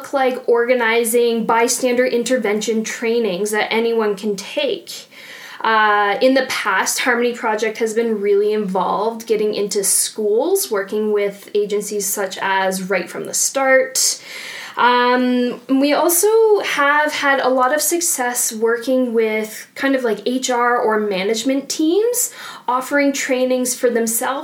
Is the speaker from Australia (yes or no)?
no; Ontario, Canada; moved away as an adult; also born or lived in London, Ontario; now in Bow Valley, Canada; I'm originally from Ontario